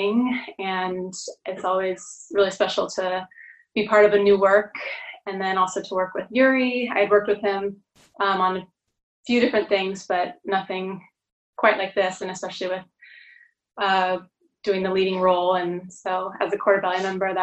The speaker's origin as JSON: {"language": "English", "area": "Orange County", "region": "Southern California", "country": "United States", "tie": "born or raised there", "moved": "yes", "lives_now": "San Francisco, United States", "said": "I grew up in Southern California and in Orange County"}